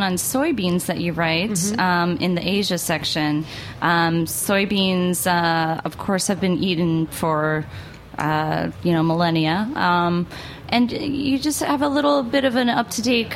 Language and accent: English; United States; as an American